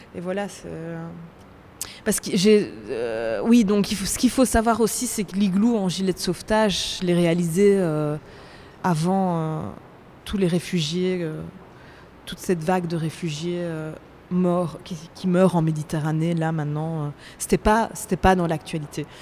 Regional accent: Belgium; Je viens de Belgique

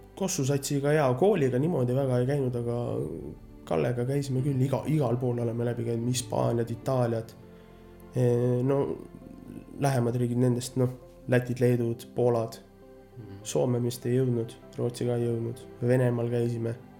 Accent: Märjamaa, Rapla County, Estonia; now in United States; sündisin Raplas, aga no kasvanud olen ikkagist Märjamaal

